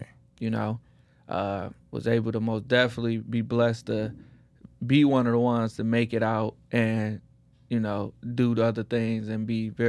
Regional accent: Detroit, Michigan, United States; now in Houston, United States; I come from Detroit. You know, I'm in Houston. What up, though? Come from Detroit, and come from gang culture.

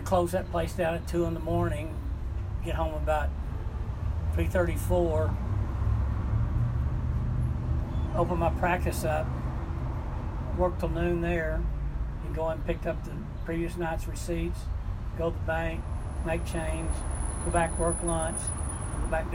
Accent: Fort Worth, Texas, United States; moved away as an adult; also born or lived in College Station, Texas; now in Austin, United States; I was born and raised in Fort Worth.

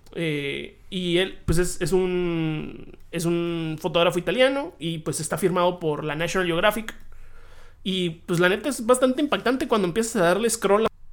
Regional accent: Hermosillo, Sonora, Mexico; now in Tijuana, Mexico; yo nací en Hermosillo, Sonora. Y luego dije, vamos vámonos todavía más al norte, ¿no? Vámonos a Tijuana

